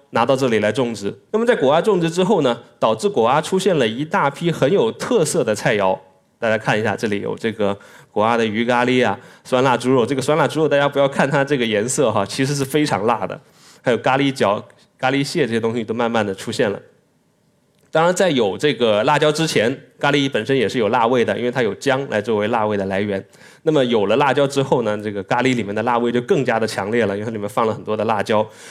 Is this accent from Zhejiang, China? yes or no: no; Guangzhou, Guangdong, China; 我是广州人